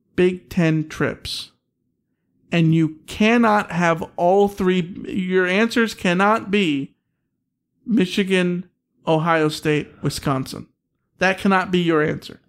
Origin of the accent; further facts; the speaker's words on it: United Kingdom; I'm British.